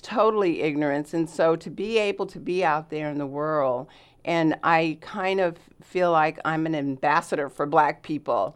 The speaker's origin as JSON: {"language": "English", "town": "Los Angeles", "region": "California", "country": "United States", "tie": "born or raised there", "moved": "as an adult", "lives_now": "Southern Oregon, United States", "said": "I am born and raised in Los Angeles, California"}